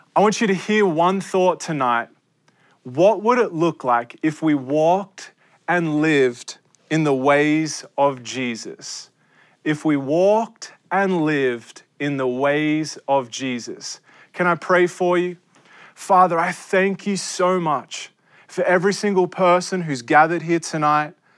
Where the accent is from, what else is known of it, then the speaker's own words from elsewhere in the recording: Australia; now in United States; I am an Australian. This is my, an Australian passport, and I love Australia. I live in your country, America.